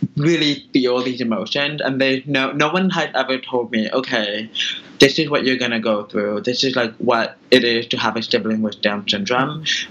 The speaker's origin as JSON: {"language": "English", "town": "Tracy", "region": "California", "country": "United States", "tie": "born or raised there", "also_born_or_lived": "Manhattan, New York", "moved": "as an adult", "lives_now": "New York, United States", "said": "I was born and raised in California. So I am a Californian by nature, and now I live in Manhattan."}